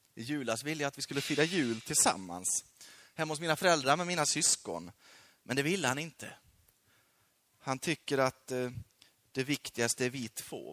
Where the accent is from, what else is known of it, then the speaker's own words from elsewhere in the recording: Sweden; also born or lived in Peru; Sveriges folk, mitt land